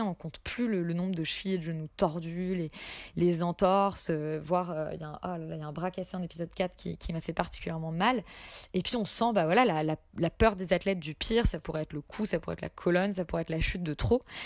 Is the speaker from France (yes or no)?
yes; France; en tant que français non initié